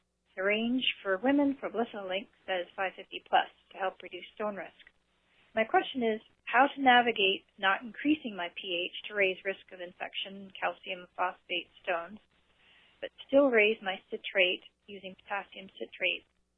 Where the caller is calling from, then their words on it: Ontario, Canada; I am calling from Ontario, Canada.